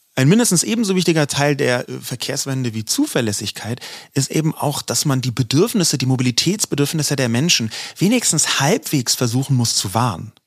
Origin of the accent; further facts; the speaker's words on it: Berlin, Germany; ich bin in Berlin geboren, hier aufgewachsen und habe noch nie auf dem Land gewohnt